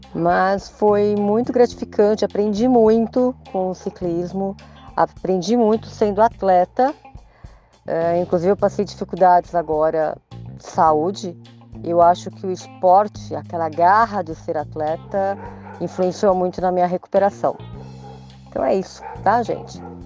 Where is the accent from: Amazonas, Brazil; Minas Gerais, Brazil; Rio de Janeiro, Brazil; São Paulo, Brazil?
São Paulo, Brazil; sou de São Paulo